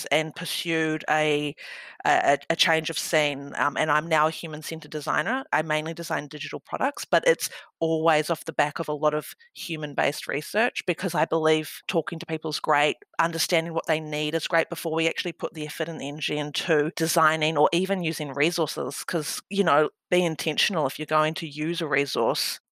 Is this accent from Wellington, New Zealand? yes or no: yes; Wellington, New Zealand; moved away as an adult; now in Melbourne, Australia; I'm originally from Aotearoa, New Zealand. I'm a proud Ngāti Toa woman from Wellington, and I moved to Melbourne over a decade ago